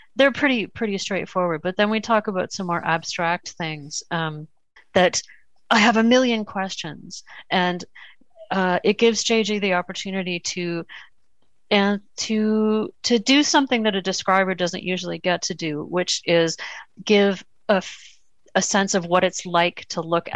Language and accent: English; Toronto, Ontario, Canada; We're, we're from Canada and Toronto